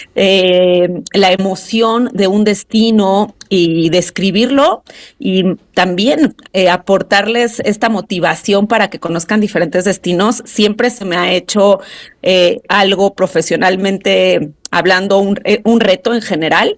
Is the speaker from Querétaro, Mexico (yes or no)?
no; Mexico City, Mexico; yo soy de la Ciudad de México, acá nací